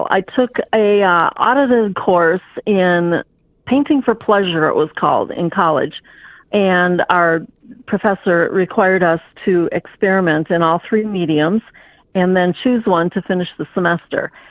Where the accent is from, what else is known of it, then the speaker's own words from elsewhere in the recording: Midwest, United States; also born or lived in Fond du Lac, Wisconsin; Well, I was born in Fond du Lac, Wisconsin. I was raised kind of along around in the Midwest. My dad uh, was transferred quite frequently.